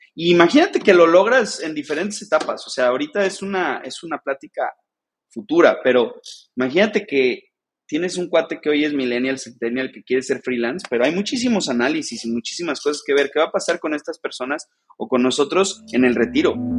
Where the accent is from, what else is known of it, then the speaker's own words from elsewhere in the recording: Mexico; soy un mexicano emprendedor